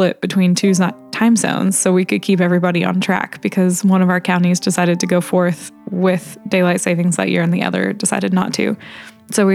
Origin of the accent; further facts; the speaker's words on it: Indiana, United States; everybody knows everybody's business in my hometown